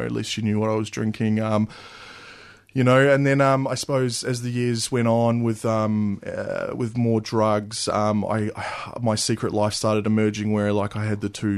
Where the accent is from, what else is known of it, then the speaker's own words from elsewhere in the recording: New Zealand; I grew up in New Zealand